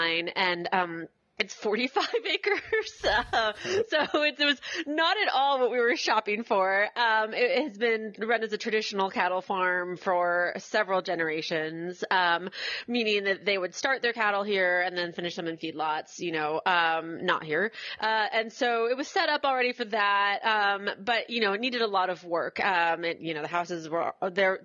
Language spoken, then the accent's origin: English; Washington, District of Columbia, United States; moved away as an adult; also born or lived in rural Tennessee; now in Tennessee, United States; I grew up in Washington, D.C., so, you know, I'm kind of a city kid through and through